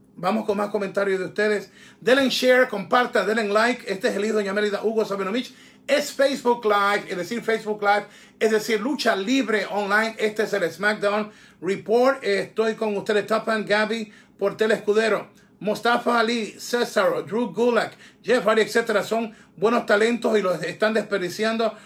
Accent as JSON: {"language": "Spanish", "town": "Guayaquil", "region": "Guayas", "country": "Ecuador", "moved": "yes", "said": "para mi tierra, para Guayaquil"}